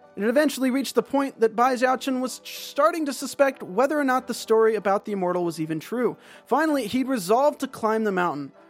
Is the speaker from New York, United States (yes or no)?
no; North Carolina, United States; moved away as an adult; now in California, United States; I grew up in North Carolina. I lived in California for seven years now